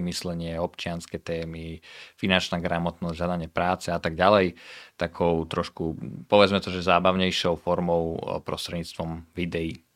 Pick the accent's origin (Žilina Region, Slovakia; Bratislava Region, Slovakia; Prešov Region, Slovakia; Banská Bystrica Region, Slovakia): Prešov Region, Slovakia; Prešov; also born or lived in Denmark / Canada; pochádzam z Prešova. Študoval som na gymnáziu v Prešove